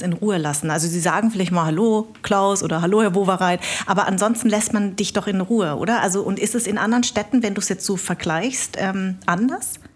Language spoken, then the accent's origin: German; Munich, Bavaria, Germany; now in Berlin, Germany; ich bin ja in München groß geworden